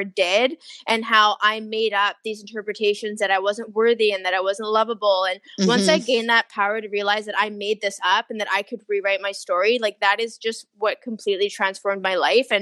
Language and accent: English; Victoria, British Columbia, Canada; also born or lived in Toronto / China; now in Vancouver, Canada; I'm originally from Victoria, BC.